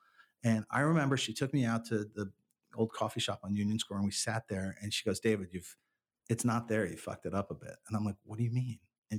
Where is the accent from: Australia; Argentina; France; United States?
France; Paris, Île-de-France; born there; I was born in Paris and I've gone back to France quite a bit.